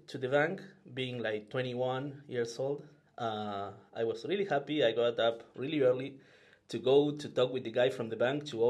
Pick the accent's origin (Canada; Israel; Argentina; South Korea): Argentina; moved away as an adult; now in Paris, France; I am from Argentina. I moved to Paris like 5 months ago to work in Ledger. And before that, I was living and working in Argentina